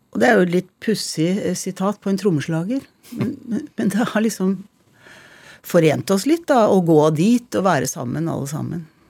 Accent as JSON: {"language": "Norwegian", "town": "Tønsberg", "region": "Vestfold", "country": "Norway", "tie": "born or raised there", "also_born_or_lived": "Montreal, Canada / Tjøme", "said": "Jeg er født i Canada, i Montreal, hvor jeg og søstrene mine ble født. Bodde der til jeg var fem, og så flyttet vi til Tønsberg. Jeg bodde egentlig lengst i Tønsberg. Regner meg liksom som Tønsberg-jente, da."}